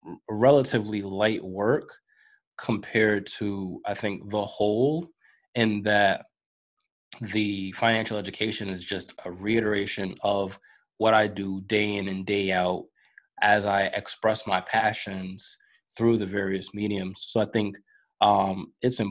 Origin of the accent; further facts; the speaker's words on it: New York, United States; I grew up in New York